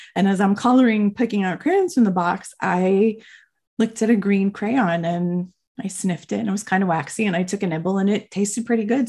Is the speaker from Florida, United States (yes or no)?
yes; Miami, Florida, United States; moved away as an adult; also born or lived in Boston; I grew up in Miami my whole life